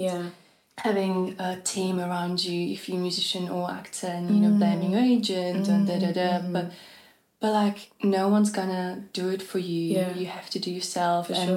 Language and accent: English; Czechia; moved away as an adult; also born or lived in Hamburg, Germany; now in London, United Kingdom; growing up in Eastern Europe